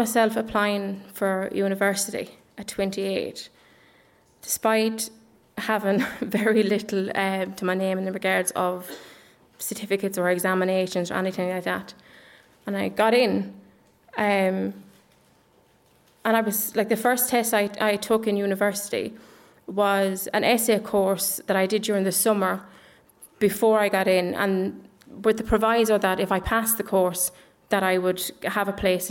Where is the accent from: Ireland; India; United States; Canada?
Ireland; Dublin, Leinster; also born or lived in England; I was born in Ireland, in Dublin, but we moved when I was about 4 to England. And we never came back till I was about 10. And when I came back, I went into the Catholic primary school here in Ireland.